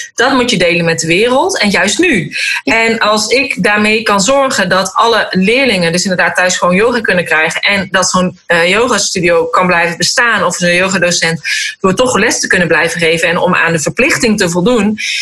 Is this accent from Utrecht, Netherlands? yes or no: no; North Brabant, Netherlands; moved away; ik kom oorspronkelijk uit Brabant